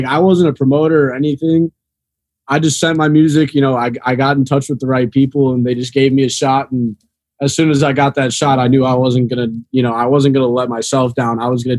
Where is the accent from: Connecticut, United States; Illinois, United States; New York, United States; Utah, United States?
Illinois, United States; Chicago; Because I came down here from Chicago like 4 years ago. 2018, I moved down here.